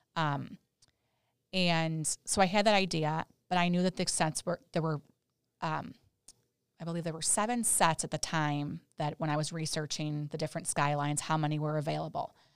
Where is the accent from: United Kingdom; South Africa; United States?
United States; Chicago, Illinois; being in Chicago, my, grew up here too